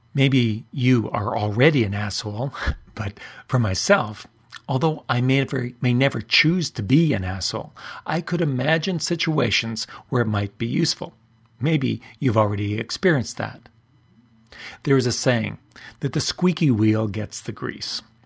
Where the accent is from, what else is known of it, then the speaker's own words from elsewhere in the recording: Canada; I'm Canadian